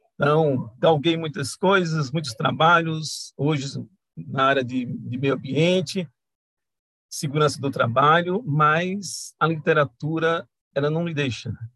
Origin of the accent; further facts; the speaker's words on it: Juazeiro do Norte, Ceará, Brazil; eu sou de Juazeiro do Norte, do Ceará